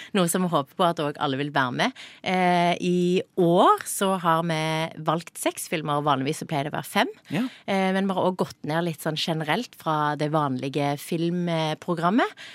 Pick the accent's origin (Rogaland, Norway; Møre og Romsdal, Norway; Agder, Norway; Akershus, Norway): Agder, Norway; Sørlandet; accent: Sørlandet dialect